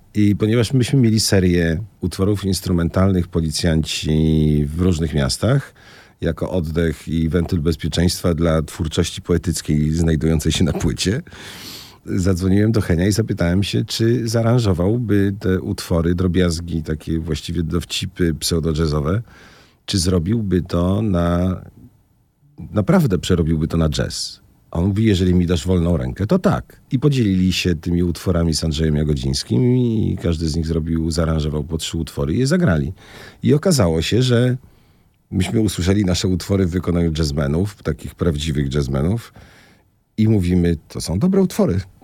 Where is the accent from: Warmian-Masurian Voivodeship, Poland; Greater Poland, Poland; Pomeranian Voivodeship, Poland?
Greater Poland, Poland; Poznań; moved away as an adult; also born or lived in Toruń / Zielona Góra; now in Tricity, Poland; jestem urodzony w Poznaniu